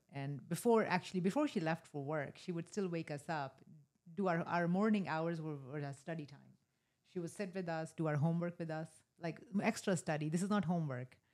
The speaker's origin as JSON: {"language": "English", "region": "rural North India", "country": "India", "tie": "born or raised there", "moved": "yes", "said": "I was born in a small town in rural North India"}